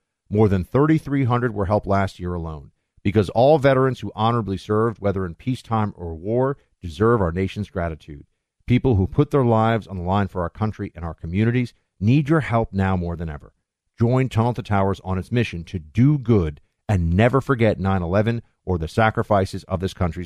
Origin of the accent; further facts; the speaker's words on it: New York, United States; moved away; my hometown, New York